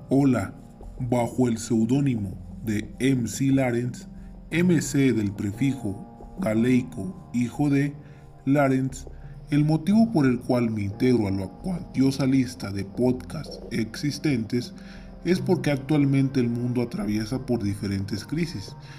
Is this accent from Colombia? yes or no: no; Mexico; Soy ciudadano mexicano, joven, preocupado por la situación que atraviesa mi comunidad, mi estado, mi país y el mundo